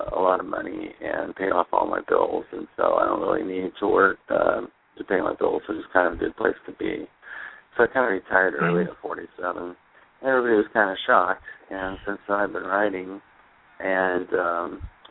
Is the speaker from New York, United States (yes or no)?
no; Pismo Beach, California, United States; moved away as an adult; also born or lived in Hawaii; now in Arizona, United States; I grew up on the coast of California. I was born in Pismo Beach